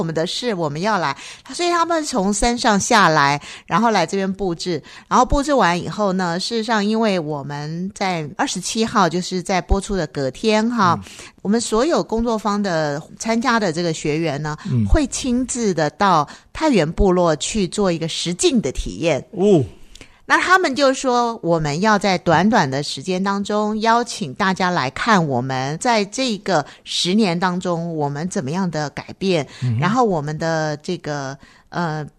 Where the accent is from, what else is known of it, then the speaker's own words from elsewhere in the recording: Taipei, Taiwan; 因为说实在，我从台北过来，